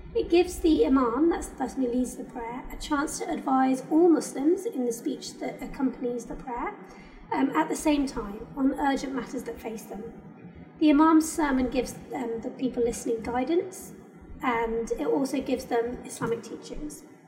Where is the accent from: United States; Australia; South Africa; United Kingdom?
United Kingdom; I am British, and this I consider this like my home